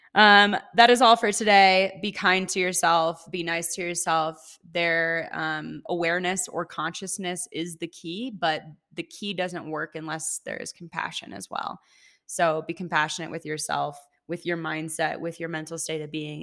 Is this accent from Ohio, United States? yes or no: yes; Ohio, United States; moved away as an adult; also born or lived in Seattle; now in Colorado, United States; I'm from Ohio. When I was twenty-two, moved to Seattle, lived there for five years exactly to the day.